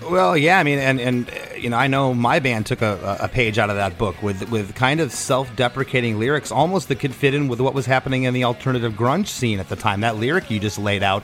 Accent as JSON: {"language": "English", "town": "Port Charlotte", "region": "Florida", "country": "United States", "tie": "born or raised there", "also_born_or_lived": "Gainesville", "said": "my hometown of Port Charlotte"}